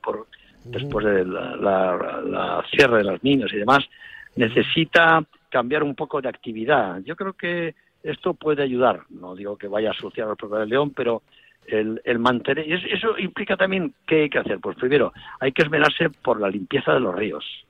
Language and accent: Spanish; Tolivia, Castile and León, Spain; cuando yo nací en León Capital, me llevaron a nacer allí, pero es que cuando yo tenía tres días, fui, me llevaron a vivir a Tolivia